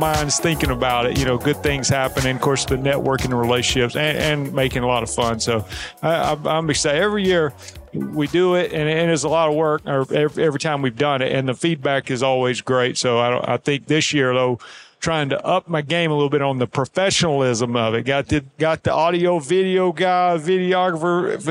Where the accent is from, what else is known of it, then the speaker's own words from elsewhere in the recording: near Birmingham, Alabama, United States; Springville, Alabama. That's just outside Birmingham, Alabama, near my hometown.